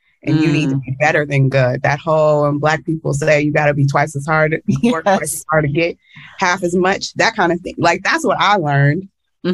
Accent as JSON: {"language": "English", "region": "the South", "country": "United States", "tie": "born or raised there", "said": "as a Black girl, growing up in the United States and especially in the South"}